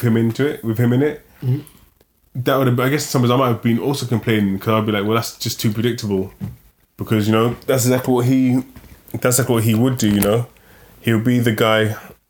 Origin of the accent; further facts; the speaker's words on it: London, United Kingdom; a lot of us grew up in London